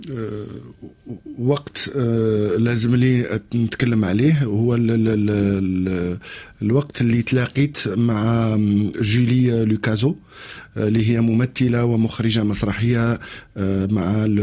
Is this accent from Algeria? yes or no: yes; Algeria; قلت لها انا الفكره هذه هذه باش حنا من الجزائر نجو لمارسيليا ونقدموا المسرحيه باللغه الجزائريه